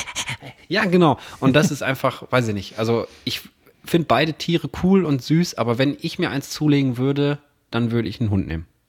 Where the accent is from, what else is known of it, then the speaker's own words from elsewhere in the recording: Herne, North Rhine-Westphalia, Germany; ich bin in Herne groß geworden